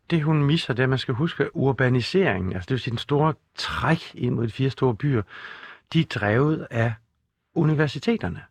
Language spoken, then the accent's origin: Danish; Skive, Central Denmark Region, Denmark; Skive, hvor jeg kommer fra